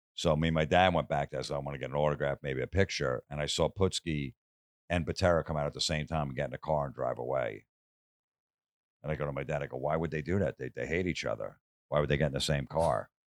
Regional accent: Old Bridge, New Jersey, United States; moved away as an adult; now in Los Angeles, United States; my hometown, Old Bridge, New Jersey

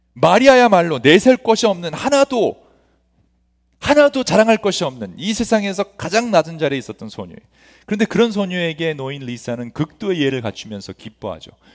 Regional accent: Los Angeles, California, United States; 저도 굉장히 안 좋은 학군에서 이스트 LA라는 곳에서 성장을 했는데

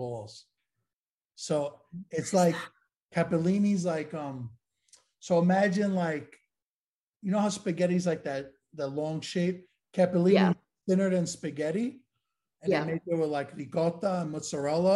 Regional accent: New York City, New York, United States; also born or lived in Howard Beach, Queens; I'm from Williamsburg, Brooklyn

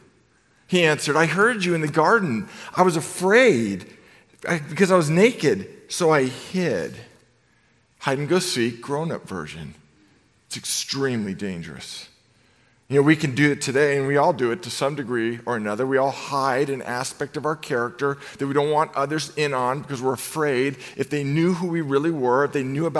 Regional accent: Novato, California, United States; I grew up in Novato, California

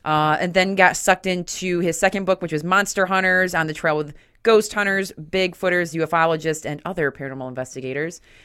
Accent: Grand Haven, Michigan, United States; also born or lived in Detroit, Michigan; I'm from Grand Haven, so just across from Lake Michigan

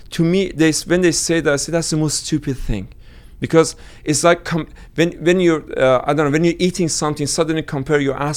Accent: Iran; now in London, United Kingdom; But but I should say British Iranian if I'm being interviewed and be hated by Iranians after that.

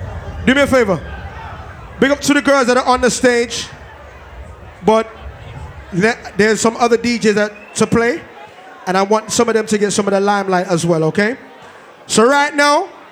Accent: Portmore, Saint Catherine, Jamaica; I'm from Portmore, so that's it.

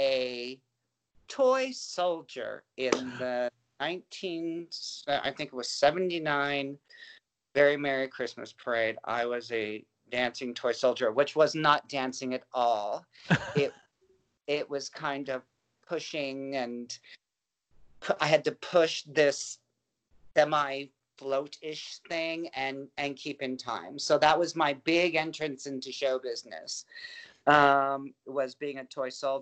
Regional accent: Anaheim, California, United States; also born or lived in Van Nuys, California; I was born in Van Nuys, but we moved to Anaheim when I was 3, and we were very, very close to Disney.

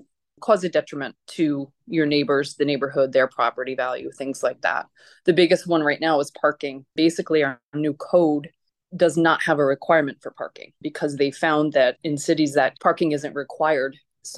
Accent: Troy, New York, United States; I grew up in Troy, actually in District 3. My childhood home was in District 3

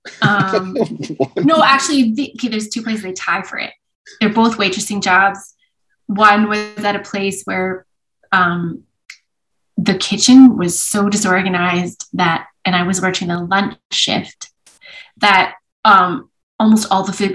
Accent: Edmonton, Alberta, Canada; also born or lived in Vancouver; I grew up in Edmonton when in some years where Edmonton won things

